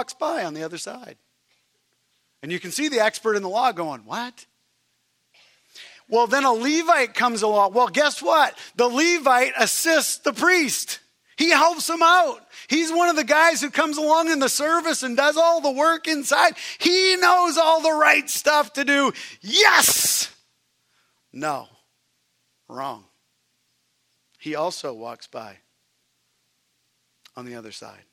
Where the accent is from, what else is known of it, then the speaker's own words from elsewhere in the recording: Canada; moved away; I'm Canadian